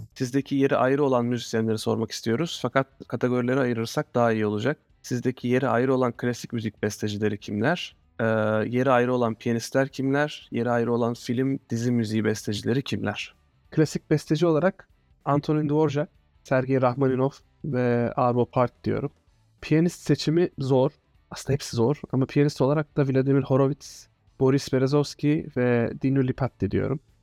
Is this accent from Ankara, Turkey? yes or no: yes; Ankara, Turkey; also born or lived in Antalya / London; Neredeyse 30 yıllık doğma büyüme Ankaralıyım